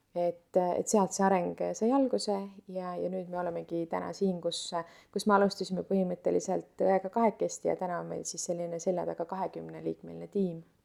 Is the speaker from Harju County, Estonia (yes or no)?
yes; Tallinn, Harju County, Estonia; ma olen tõesti jah üles kasvanud Tallinnas